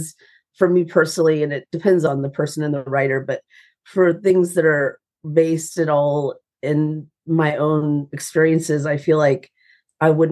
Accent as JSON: {"language": "English", "town": "Atlanta", "region": "Georgia", "country": "United States", "moved": "yes", "lives_now": "Nashville, United States", "said": "I'm from Atlanta, Georgia, and I have a Southern mother"}